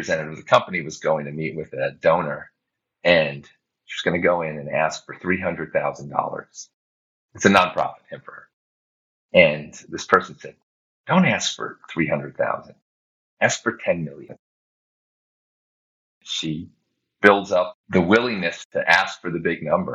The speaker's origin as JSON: {"language": "English", "country": "United States", "said": "As an American"}